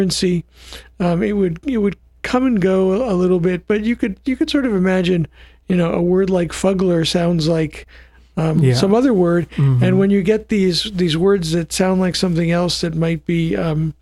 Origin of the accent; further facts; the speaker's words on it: New Jersey, United States; now in Ashland, United States; I grew up in New Jersey